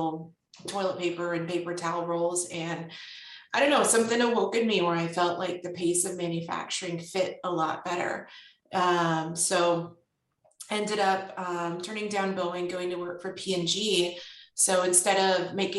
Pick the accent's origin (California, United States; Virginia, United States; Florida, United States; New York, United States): California, United States; born and raised in California